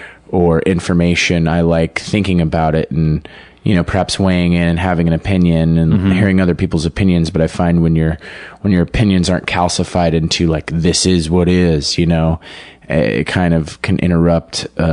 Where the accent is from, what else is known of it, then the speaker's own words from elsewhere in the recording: Denver, Colorado, United States; moved away as an adult; I was born in Denver. Okay. Grew up like in the suburbs. So kind of like born in the city center and then raised in the sort of trashy strip mall suburbs